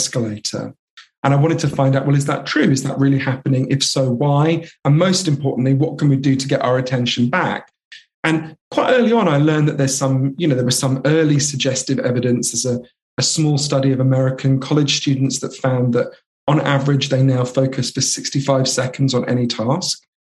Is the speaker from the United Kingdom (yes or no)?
yes; London, United Kingdom; also born or lived in United States; I grew up here in London